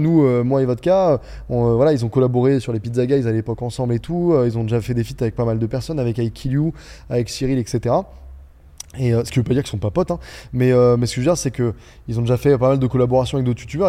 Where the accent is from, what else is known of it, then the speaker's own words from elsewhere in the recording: Beaune, Bourgogne-Franche-Comté, France; moved away as an adult; also born or lived in Dijon / Angers; on vient tous de l'Est, mais tous